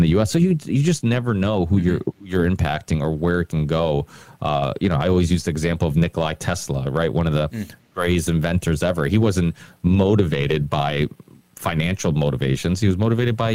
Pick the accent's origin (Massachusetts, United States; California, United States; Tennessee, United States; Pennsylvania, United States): Massachusetts, United States; Ludlow; my hometown in Ludlow